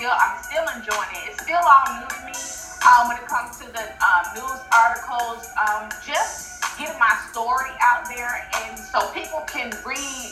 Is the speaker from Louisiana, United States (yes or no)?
yes; New Orleans, Louisiana, United States; moved away; also born or lived in Montgomery, Alabama; I was born in New Orleans. My dad's side of family is from there, my dad, my grandparents